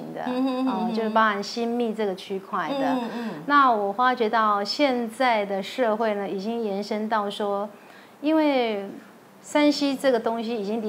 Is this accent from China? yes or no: no; Tainan, Taiwan; moved away; also born or lived in Taipei; 我是台南人，